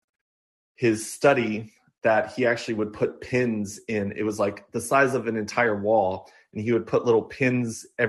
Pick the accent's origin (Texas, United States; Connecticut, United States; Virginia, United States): Virginia, United States; Amherst; also born or lived in Fairfax, Virginia / Blacksburg, Virginia; when I turned 7, my family moved to our family farm where we restored an old farmhouse that was on our property